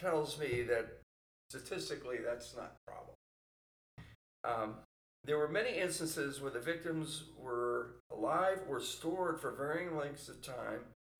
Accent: San Francisco, California, United States; San Francisco, that was my hometown

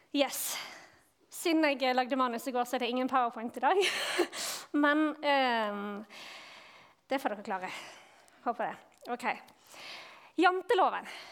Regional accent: Bergen, Vestland, Norway; now in Vigrestad, Norway; Jeg kommer fra Bergen

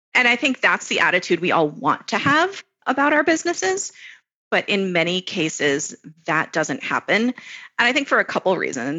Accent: Florida, United States; moved away as an adult; now in Israel; I grew up in Florida

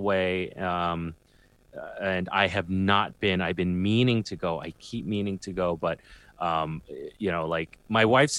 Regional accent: New York City, New York, United States; I'm from Queens and I hang out a lot in Brooklyn.

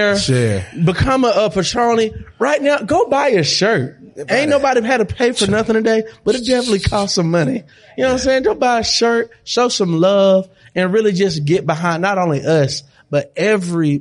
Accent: Monroe, Georgia, United States; moved away; I'm from Monroe, Georgia. That's like one of my proudest things just because it's a lot of young people where I'm from that don't leave Monroe.

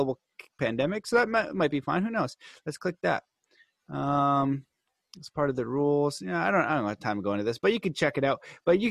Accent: Canada; I'm Canadian

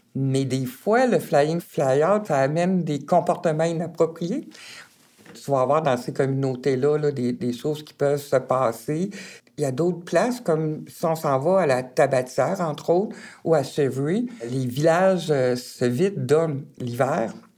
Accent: Baie-Comeau, Quebec, Canada; sur la Côte-Nord, je viens vraiment de Bécamo

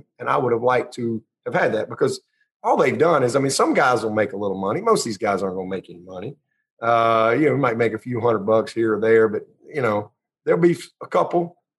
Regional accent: Pelham, Alabama, United States; back to Pelham, Alabama, and have a … football camp. Why can't I? I mean, you know, and support my hometown and so forth.

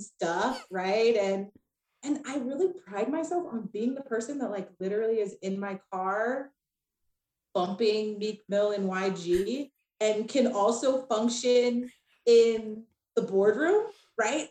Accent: Laguna Beach, California, United States; moved away; also born or lived in Spokane, Washington; I am originally from Orange County, California, Laguna Beach to be exact.

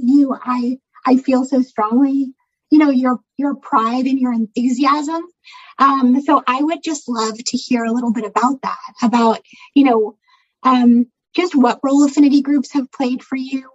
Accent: North Bay, California, United States; I'm actually from the North Bay

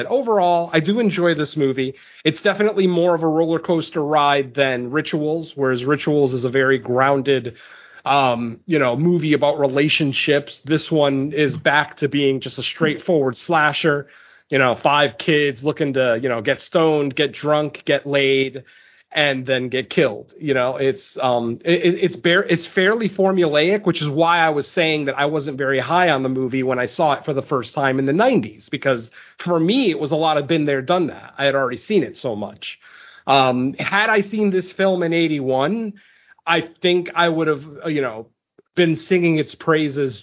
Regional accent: Connecticut, United States; there were woods behind my house growing up in Connecticut

